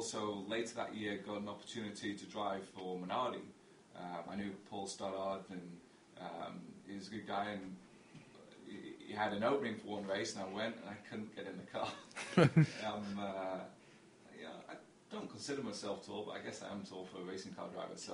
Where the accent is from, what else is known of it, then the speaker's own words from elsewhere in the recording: England, United Kingdom; I grew up in England